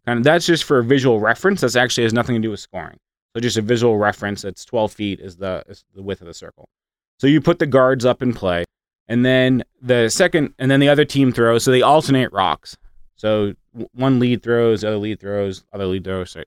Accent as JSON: {"language": "English", "region": "Massachusetts", "country": "United States", "tie": "born or raised there", "also_born_or_lived": "Midwest", "moved": "as an adult", "said": "I grew up riding horses in Massachusetts"}